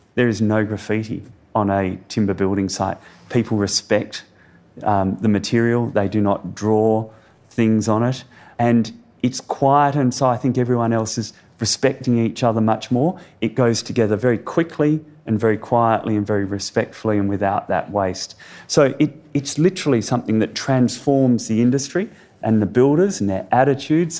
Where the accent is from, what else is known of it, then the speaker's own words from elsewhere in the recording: Perth, Western Australia, Australia; I grew up in Perth.